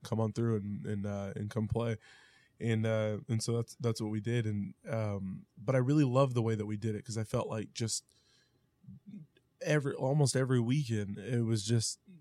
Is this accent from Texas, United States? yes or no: no; Independence, Missouri, United States; we're from Independence